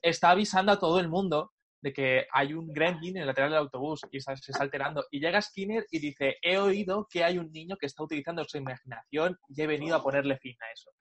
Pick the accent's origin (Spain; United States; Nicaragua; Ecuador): Spain; Talavera de la Reina, Castilla-La Mancha; Talavera de la Reina, de donde yo soy